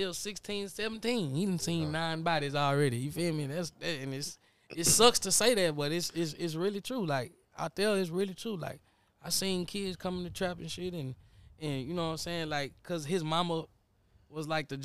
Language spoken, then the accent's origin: English; Montgomery, Alabama, United States; where I'm from in Montgomery, Alabama